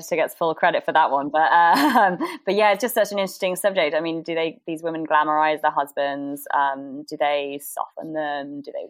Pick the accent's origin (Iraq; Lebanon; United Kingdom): United Kingdom; Somerset, South West England; also born or lived in United States / Wiltshire; So, I grew up in Somerset countryside